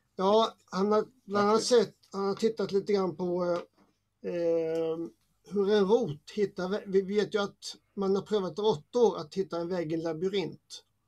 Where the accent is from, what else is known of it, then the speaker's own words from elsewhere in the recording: Småland, Sweden; jag är uppväxt i Småland som har mycket mm. träd